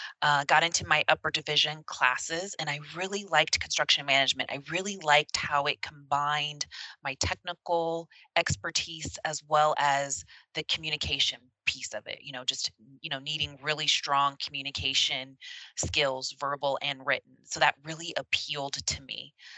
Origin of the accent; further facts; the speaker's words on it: Sacramento, California, United States; I grew up in Sacramento.